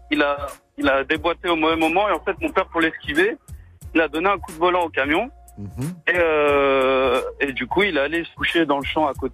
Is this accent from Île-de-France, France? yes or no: no; Lyon, Auvergne-Rhône-Alpes, France; je suis lyonnais